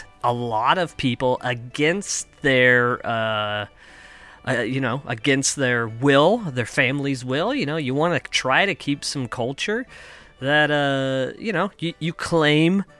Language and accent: English; Kansas, United States; now in Toronto, Canada; growing up in Kansas